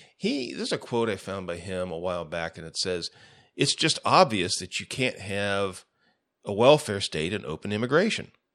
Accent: United States; as an American

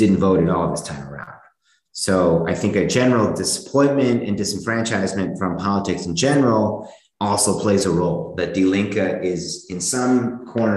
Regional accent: United States; moved away as an adult; now in Germany; I grew up in the United States

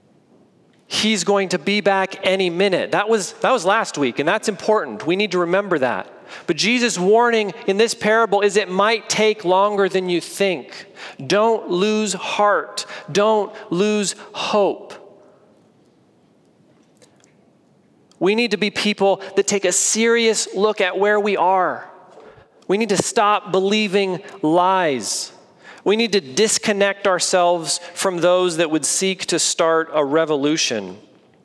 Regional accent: United States; as an American

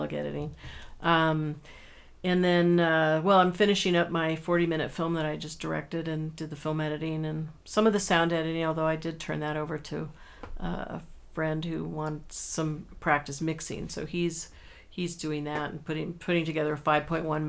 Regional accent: California, United States; I grew up in California, so I never trudged through snow

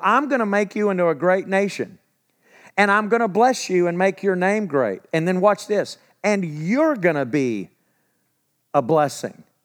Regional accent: where Eastfield College is, Texas, United States; I grew up where Eastfield College is. I'm not far from home

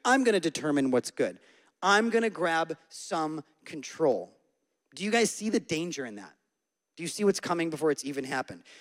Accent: Syracuse, New York, United States; moved away; I'm from Syracuse. I was born and raised in central New York

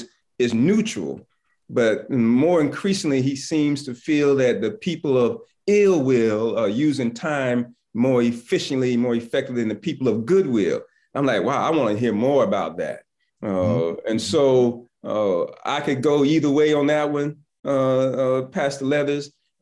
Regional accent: Southern United States, United States; I'm from the South and I went to school in Atlanta.

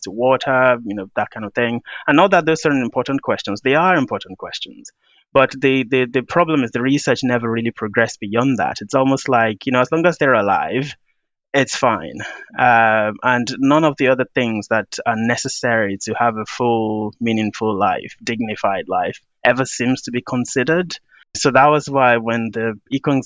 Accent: Nigeria; I'm from Nigeria and I've had that African experience

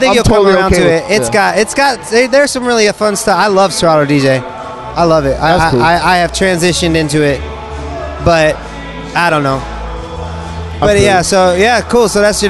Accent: Evansville, Indiana, United States; now in California, United States; But I know Illinois because I'm from Indiana, Evansville, on the bottom.

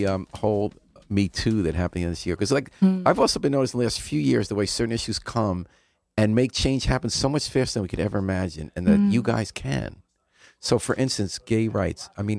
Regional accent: White Plains, New York, United States; I didn't grow up here. Where'd {S2} you grow up? {S0} White Plains, New York.

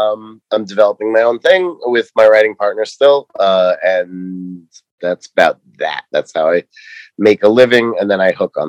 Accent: Long Island, New York, United States; now in Los Angeles, United States; Yeah, I grew up in New York, Long Island, to be specific.

